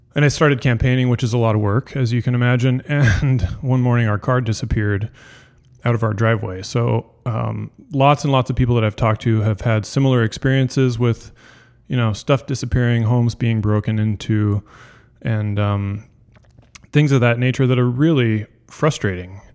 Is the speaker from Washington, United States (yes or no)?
yes; Puget Sound area, Washington, United States; now in Everett, United States; We're both from the Puget Sound area